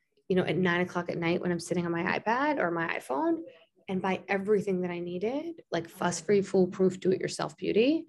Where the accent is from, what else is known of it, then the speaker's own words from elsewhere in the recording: Long Island, New York, United States; also born or lived in Springfield, Illinois; I grew up in Long Island, which is a suburb of Manhattan and suburb of New York City.